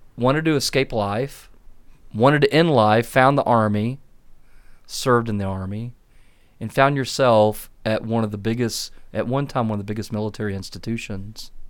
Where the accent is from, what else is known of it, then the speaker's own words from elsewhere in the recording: Clemson, South Carolina, United States; moved away; I'm from a little town called Clemson, South Carolina.